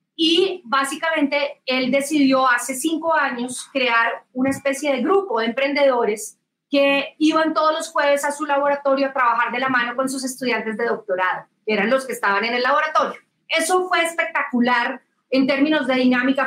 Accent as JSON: {"language": "Spanish", "country": "Colombia", "tie": "born or raised there", "said": "yo nací, crecí mi vida profesional en Colombia"}